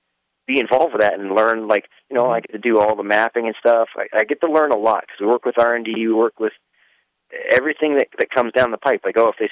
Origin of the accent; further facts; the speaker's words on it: Regina, Saskatchewan, Canada; moved away as an adult; I was from Regina, and there's not diddly squat, really. It's a cool town now. I think it's better, but back then there was nothing.